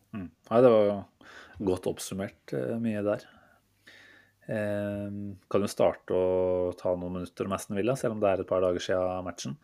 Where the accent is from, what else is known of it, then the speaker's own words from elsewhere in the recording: Norway; som nordmann